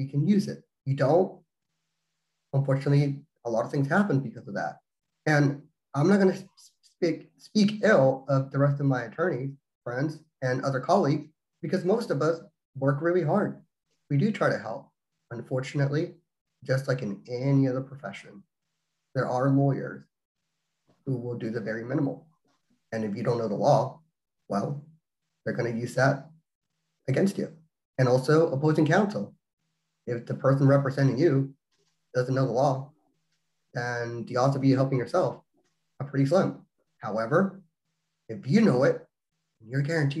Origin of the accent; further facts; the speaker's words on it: Texas, United States; now in Oklahoma, United States; I'm originally from Texas, but I'm licensed to practice in Oklahoma